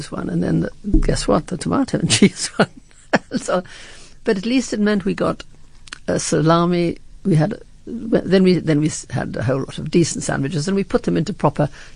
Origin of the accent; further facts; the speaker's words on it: Scotland, United Kingdom; I'm too Scottish